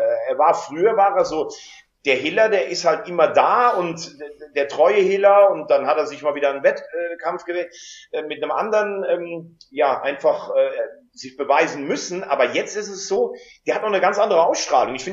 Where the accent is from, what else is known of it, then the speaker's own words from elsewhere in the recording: Rhineland-Palatinate, Germany; born there; ich bin gebürtiger Rheinland-Pfälzer, deshalb habe ich auch immer ein Herz für den FCK gehabt.